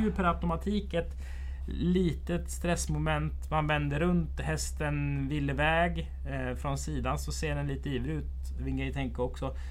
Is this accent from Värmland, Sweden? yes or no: no; Strömstad, Västra Götaland, Sweden; Vi hade en bagge hemma i Strömstad som heter Birger